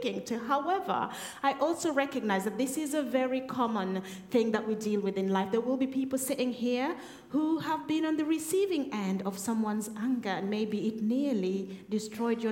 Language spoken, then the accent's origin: English; Kenya; moved away as an adult; now in Woking, United Kingdom; I was in Kenya, so that's where we're both from. That's the place we call home